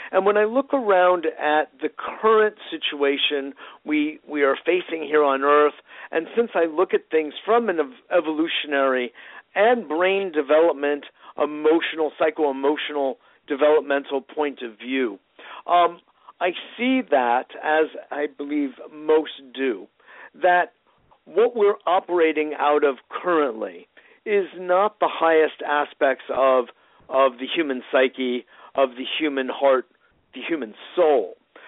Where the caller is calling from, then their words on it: New York, United States; Well, I'm in New York. So it would be 8:30 New York time, exactly.